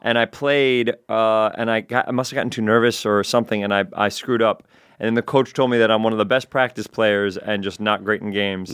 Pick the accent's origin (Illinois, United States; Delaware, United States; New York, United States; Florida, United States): New York, United States; New York City; also born or lived in Edgemont, Westchester, New York; I was eleven years old when I moved from the Bronx to Westchester